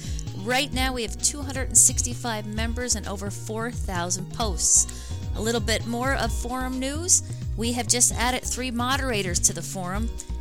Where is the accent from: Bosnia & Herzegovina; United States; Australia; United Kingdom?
United States; Pottsville, Pennsylvania; It's nice to know someone else from my hometown's listening to the show.